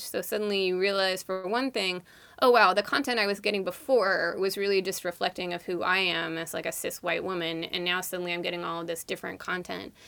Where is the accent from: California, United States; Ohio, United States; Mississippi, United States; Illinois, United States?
California, United States; East Bay, San Francisco Bay Area; So I grew up in the Bay Area. Um, I grew up in the East Bay